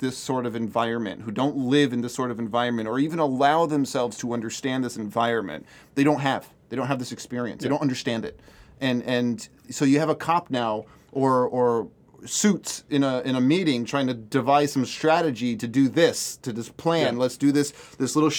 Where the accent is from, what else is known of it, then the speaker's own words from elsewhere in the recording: Hartford, Connecticut, United States; moved away; I grew up in Hartford, Connecticut during one of the worst eras in crime or gang violence in Hartford